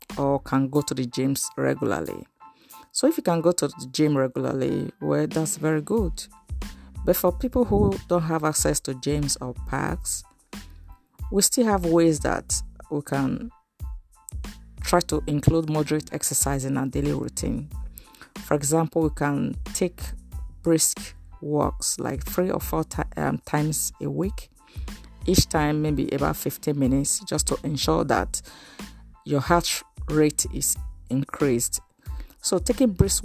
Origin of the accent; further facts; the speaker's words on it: Nigeria; As a Nigerian